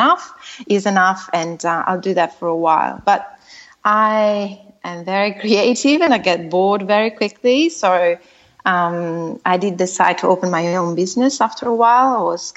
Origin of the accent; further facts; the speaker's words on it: Italy; moved away as an adult; now in Australia; I'm originally from Italy, as you said, and I moved to Australia about 10 years ago